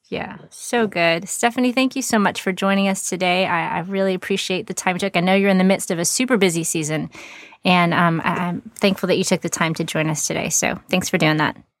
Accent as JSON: {"language": "English", "region": "Texas", "country": "United States", "tie": "born or raised there", "said": "I live in Texas, which is very big, and to get to any other significant place, it takes several hours for sure"}